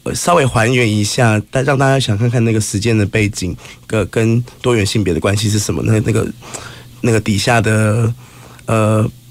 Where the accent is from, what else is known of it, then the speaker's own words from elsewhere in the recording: Kaohsiung, Taiwan; 我是高雄人